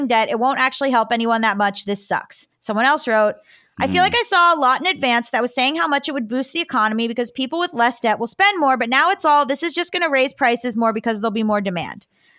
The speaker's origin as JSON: {"language": "English", "town": "Cooper City", "region": "Florida", "country": "United States", "said": "I don't know who this is, but I am from Cooper City and I know a lot of moms."}